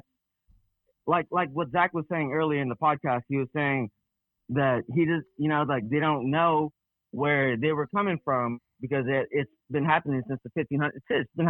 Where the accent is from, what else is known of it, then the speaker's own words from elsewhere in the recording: United States; born there; I would classify myself as Laotian American because I was born in America.